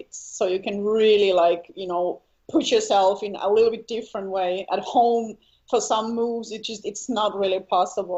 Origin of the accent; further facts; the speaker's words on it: Helsinki, Uusimaa, Finland; also born or lived in eastern Finland; I'm from Helsinki, so in Finland. And yeah, I grew up there. Kind of, how would you call it, maybe suburb. So not in the city, but maybe like 30 minutes from the city.